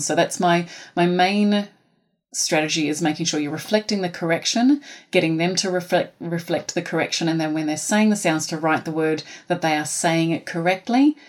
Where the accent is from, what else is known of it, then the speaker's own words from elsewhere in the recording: New Zealand; accent: Kiwi; now in Australia; I am from Aotearoa